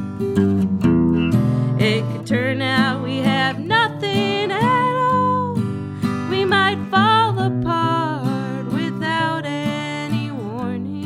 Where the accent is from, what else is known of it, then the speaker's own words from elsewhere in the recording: Orange County, Southern California, United States; Southern California